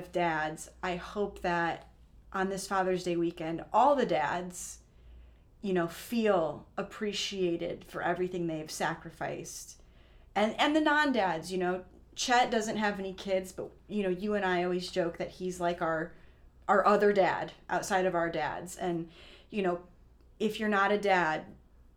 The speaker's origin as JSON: {"language": "English", "region": "Illinois", "country": "United States", "said": "I'm from Illinois, so when we'd go to ski school, we were going to Florida"}